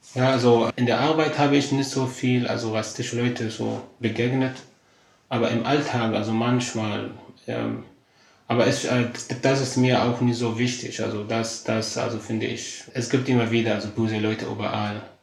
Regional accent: Qamishli, Al-Hasakah Governorate, Syria; German is a second language; moved away as an adult; also born or lived in Damascus, Syria; Ich bin äh, in Syrien aufgewachsen, in einer kleinen Stadt, äh, die, die heißt Kamishli, äh, ganz im Norden, im Norden Syrien.

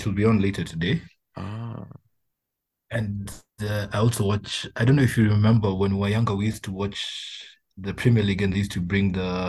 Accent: Homa Bay County, Kenya; I'm from Homa Bay County.

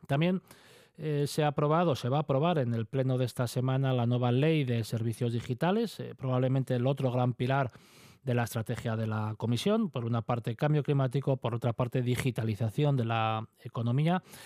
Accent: Asturias, Spain; como asturianos

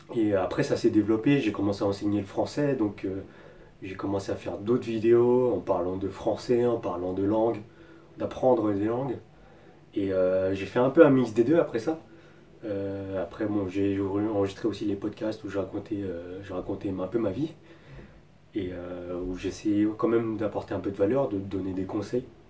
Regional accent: France; moved away as an adult; also born or lived in Taiwan; nous, en tant que Français, on a beaucoup de chance avec notre passeport français

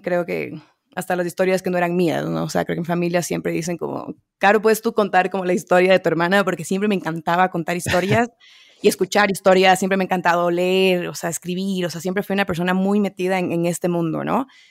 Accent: Quito, Pichincha, Ecuador; yo nacida y crecida en Quito, Ecuador

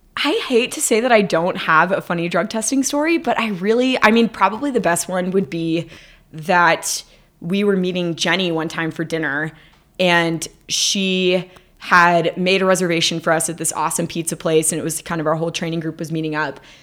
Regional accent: Dallas, Texas, United States; moved away; I went to Texas, which is where I'm from. I went to my hometown of Dallas

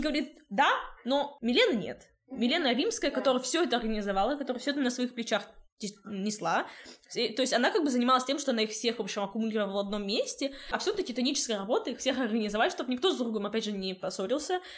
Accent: Krasnoyarsk, Krasnoyarsk Krai, Russia; now in Saint Petersburg, Russia; Я сама из Красноярска

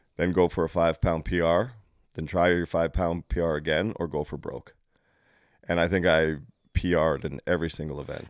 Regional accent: Canada; I come down from Canada

